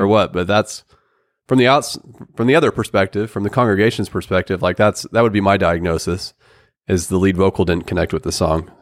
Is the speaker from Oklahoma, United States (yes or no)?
yes; Oklahoma, United States; we're from Oklahoma